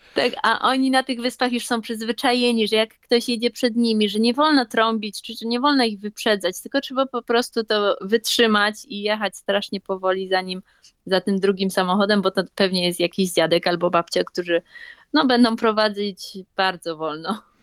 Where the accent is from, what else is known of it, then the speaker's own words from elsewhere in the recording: Poznań, Greater Poland, Poland; moved away as an adult; now in Okinawa, Japan; Ja jestem z Poznania